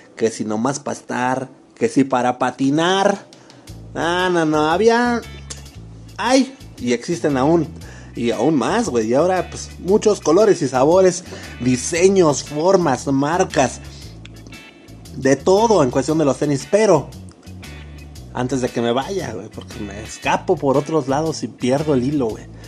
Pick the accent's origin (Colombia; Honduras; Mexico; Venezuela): Mexico; todos somos mexicanos, carnal, aquí